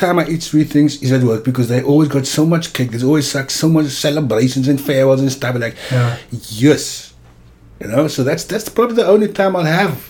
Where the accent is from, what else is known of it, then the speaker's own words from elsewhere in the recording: Cape Town, Western Cape, South Africa; I grew up in Cape Town.